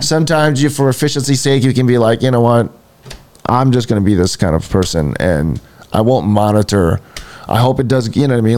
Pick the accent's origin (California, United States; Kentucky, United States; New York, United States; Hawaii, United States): Hawaii, United States; we're from Hawaii. I'm from Hawaii